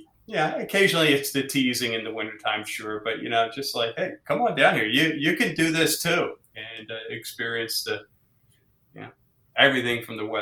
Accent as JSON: {"language": "English", "town": "Philadelphia", "region": "Pennsylvania", "country": "United States", "said": "we came from the Philadelphia, Pennsylvania area and all"}